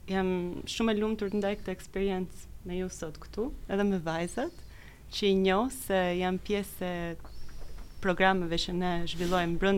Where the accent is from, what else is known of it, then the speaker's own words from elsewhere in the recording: Tirana, Tirana County, Albania; moved away; also born or lived in Italy; Kam lindur në Tiranë, kam jetuar mes uh, vendit të dytë më të bukur në bot Italis, pas Shqipëris.